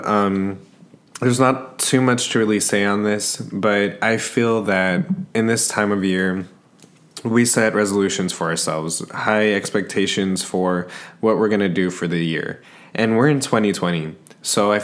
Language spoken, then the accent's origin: English; San Antonio, Texas, United States; I'm from San Antonio, Texas